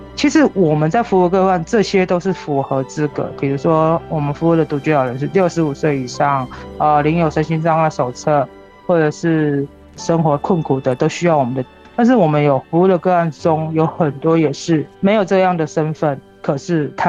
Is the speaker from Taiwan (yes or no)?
yes; Pingtung County, Taiwan; 土生屏东。对对对。哦。虽然我我可能高中的时候是外，就是去高雄念书，但后来我都是在屏东。